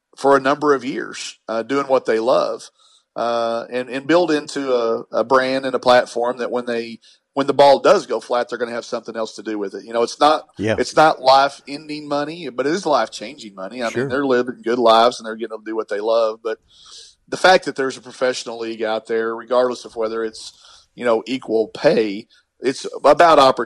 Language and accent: English; Arkansas, United States; I'm from Arkansas